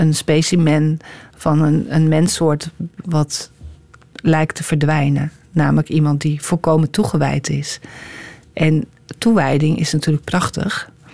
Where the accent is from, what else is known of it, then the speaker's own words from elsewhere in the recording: Amsterdam, North Holland, Netherlands; moved away as an adult; now in Utrecht, Netherlands; Ik ben ook geboren in Amsterdam